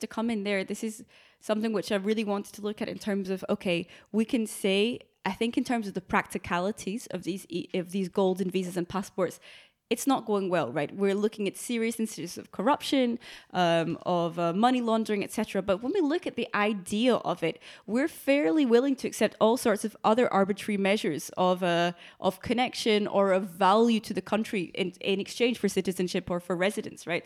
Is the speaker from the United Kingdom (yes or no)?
yes; Scotland, United Kingdom; my citizenship, if I have to fill in a form, it's Great Britain, right? But I will always identify myself as Scottish